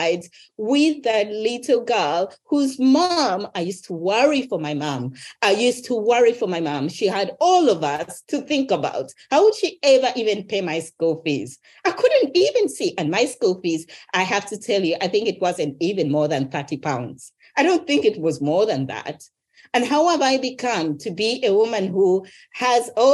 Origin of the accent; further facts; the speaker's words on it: Uganda; I was raised in Uganda